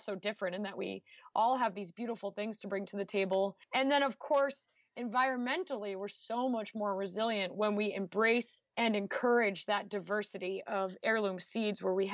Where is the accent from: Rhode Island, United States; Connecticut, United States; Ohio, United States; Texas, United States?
Rhode Island, United States; New Shoreham; moved away as an adult; now in Missouri, United States; Block Island is the second smallest town in the smallest state, Rhode Island. And I grew up on a horse farm